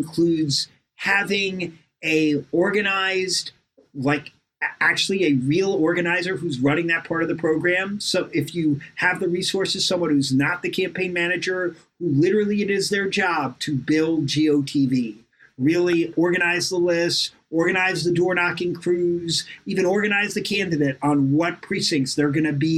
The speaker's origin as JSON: {"language": "English", "region": "New York", "country": "United States", "tie": "born or raised there", "said": "growing up in New York"}